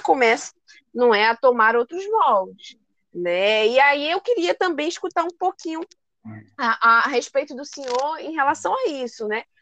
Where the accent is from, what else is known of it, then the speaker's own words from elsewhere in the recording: Brazil; nós, enquanto brasileiros